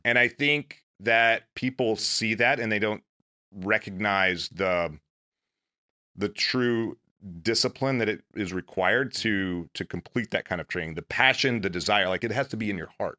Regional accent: a little town outside of Meridian, Mississippi, United States; moved away as an adult; I grew up in in Mississippi, a little town outside of Meridian, Mississippi.

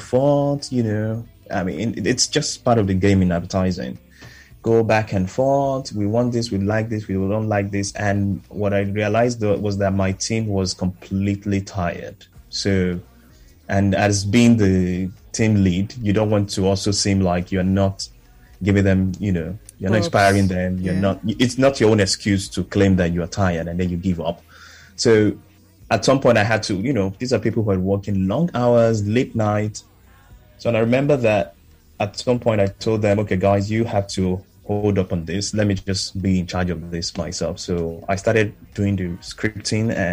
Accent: Nigeria; being Nigerian

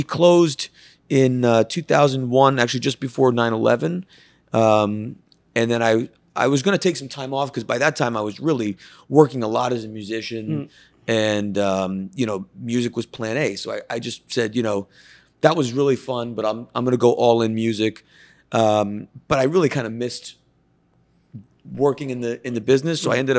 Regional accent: Connecticut, United States; I grew up in Northeast Connecticut.

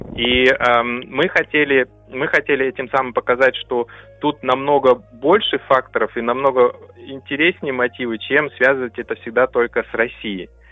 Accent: Temirtau, Karaganda Region, Kazakhstan; now in Berlin, Germany; Я сам родился в Казахской ССР в 1981 году эм, в Караганинской области, в городе Тимиртау

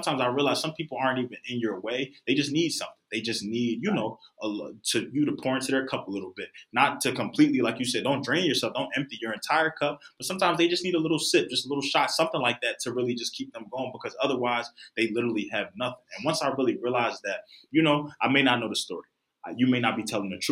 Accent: Philadelphia, Pennsylvania, United States; I come from Philadelphia

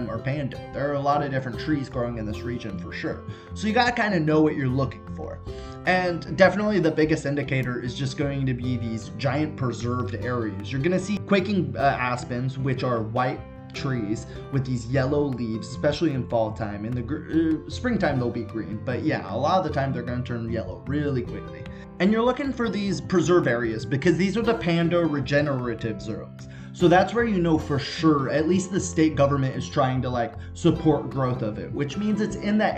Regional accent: California, United States; I'm from California

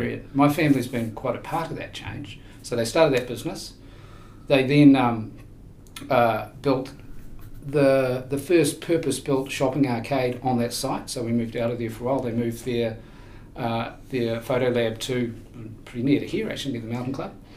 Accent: Queenstown, Otago, New Zealand; I was born in uh, Queenstown in the now iconic year of 1964.

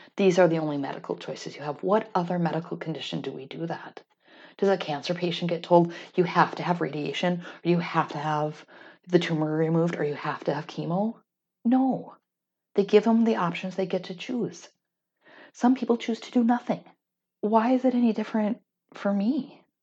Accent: North Dakota, United States; growing up in a conservative community, growing up in North Dakota

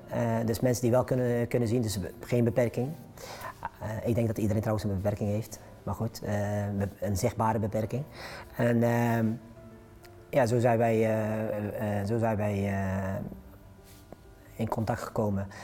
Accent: 's-Hertogenbosch, North Brabant, Netherlands; also born or lived in Morocco; woon achter in Den Bosch, eh, Noord-Brabant, eh, geboren in Marokko, eh, op vierjarige leeftijd naar Nederland gekomen

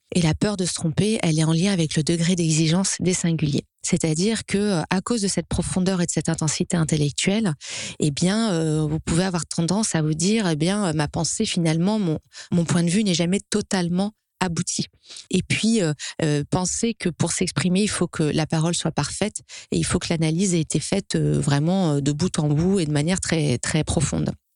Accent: France; en tant que Français

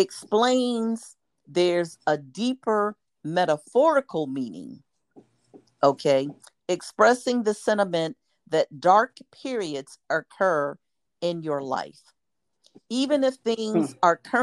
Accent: United States; how we want to show up as American citizens, how we want to show up as African American citizens

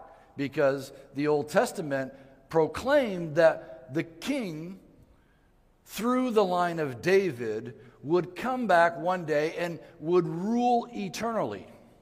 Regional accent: Mali; also born or lived in Ivory Coast / Guinea; I grew up in West Africa. I was born in the Ivory Coast and grew up in the country of Mali.

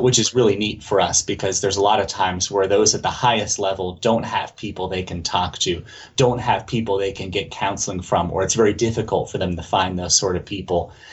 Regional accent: mid Atlantic area, West Virginia, United States; I was born south of there, but mostly I was raised in that area and um, grew up for the longest time going to church uh, here in West Virginia

